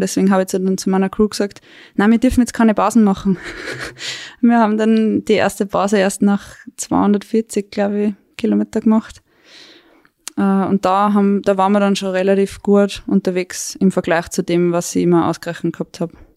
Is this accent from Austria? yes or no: yes; Weinviertel, Lower Austria, Austria; moved away as an adult; now in Tyrol, Austria; Ich bin ursprünglich aus Niederösterreich, aus dem Weinviertel